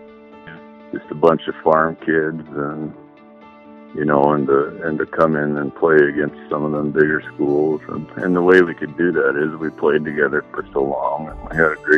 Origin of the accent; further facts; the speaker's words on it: Epping, North Dakota, United States; also born or lived in Williston, North Dakota; I was born in Williston and lived in Epping, North Dakota. I graduated from high school in 1978